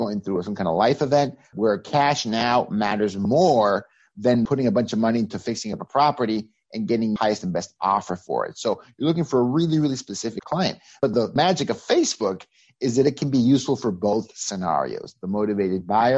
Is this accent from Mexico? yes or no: yes; Mexico; moved away as an adult; now in United States; I'm originally from Mexico. I came to the U.S. in 2004, full-time to live. I got recruited out of Mexico by Microsoft.